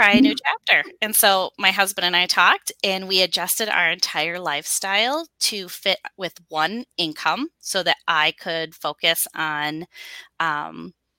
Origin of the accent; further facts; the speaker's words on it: Wisconsin, United States; I have been born and raised in Wisconsin. I've never known anything else. I'm a true Wisconsin girl